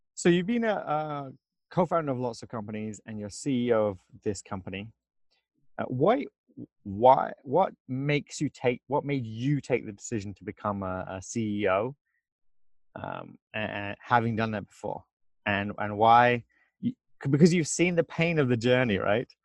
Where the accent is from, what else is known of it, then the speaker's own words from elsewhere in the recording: England, United Kingdom; moved away as an adult; now in United States; I'm from England